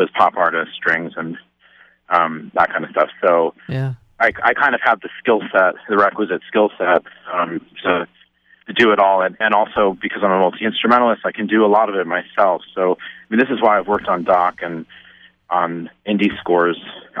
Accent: Stony Brook, New York, United States; I grew up in Stony Brook, out on Long Island in New York

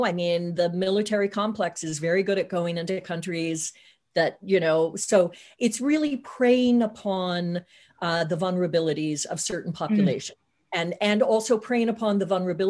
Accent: Tornado Alley, United States; I grew up in Tornado Alley. So I was very familiar with having to run down to the basement, you know, for tornado

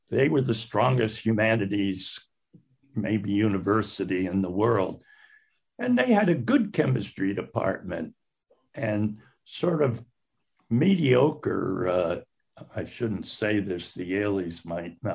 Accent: Salt Lake City, Utah, United States; born there; Well, I, I was born in Salt Lake City, 1936.

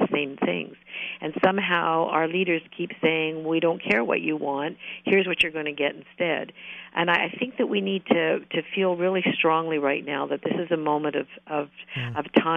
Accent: Canada; as a Canadian, I love working here

